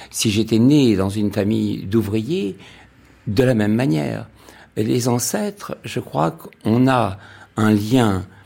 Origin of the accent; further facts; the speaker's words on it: Paris, Île-de-France, France; also born or lived in Casablanca, Morocco; parce que moi, je suis né à Casablanca et elle est née à Rabat. Donc, on est tous les deux nés au Maroc, mais ma vie m'a emmené très tôt à Paris